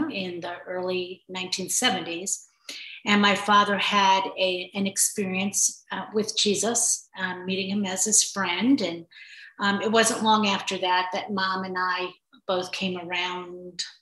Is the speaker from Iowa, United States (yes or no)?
no; Texas, United States; also born or lived in Chicago, United States; but Texas was always really my my home. I always mm-hmm. felt most comfortable here.